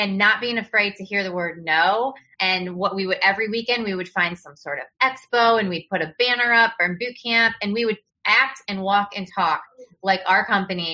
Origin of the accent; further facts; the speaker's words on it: Battle Creek, Michigan, United States; moved away as an adult; also born or lived in Naples, Florida; I grew up in Battle Creek, Michigan